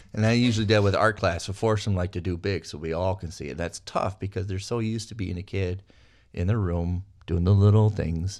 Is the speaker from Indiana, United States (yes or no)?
no; Minnesota, United States; I'm a kid from Minnesota